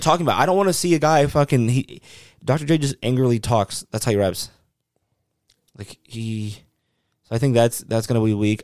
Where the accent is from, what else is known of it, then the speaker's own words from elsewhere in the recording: the South, United States; I grew up in the South